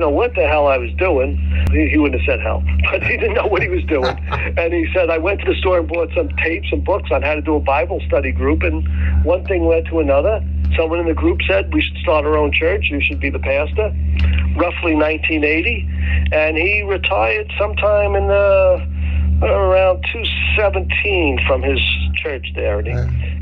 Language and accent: English; New York City, New York, United States; I'm from New York City, and most people can tell right away, besides the way I talk